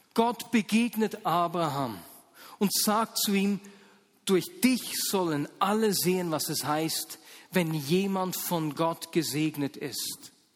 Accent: Muri bei Bern, Bern, Switzerland; also born or lived in Hasliberg / Ostermundigen; Ich war sieben Jahre alt, als meine Eltern mit uns Kindern vom Hasliberg äh, nach Ostermunding gezogen sind

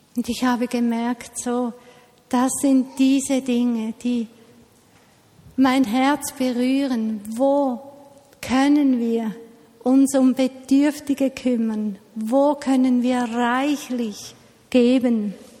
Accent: Switzerland; bei uns in der Schweiz

